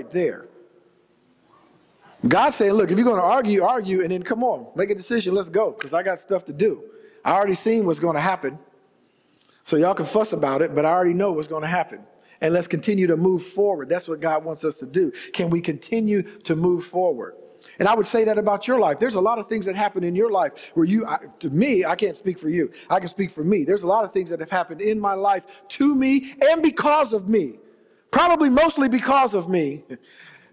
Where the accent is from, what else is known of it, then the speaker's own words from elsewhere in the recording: Ohio, United States; moved away; also born or lived in Indianapolis, Indiana; I'm from Ohio originally.